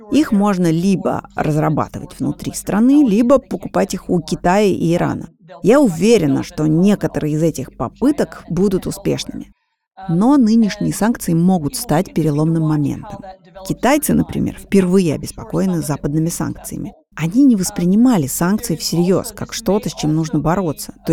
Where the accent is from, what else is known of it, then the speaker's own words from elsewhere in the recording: United States; moved away; also born or lived in Poland; Я ведь американка, которая провела значительную часть своей жизни в Польше.